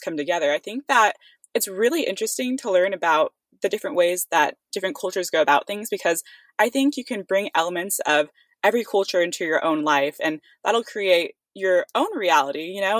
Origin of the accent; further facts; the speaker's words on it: Livermore, California, United States; also born or lived in Santa Barbara, California; my hometown of Livermore, California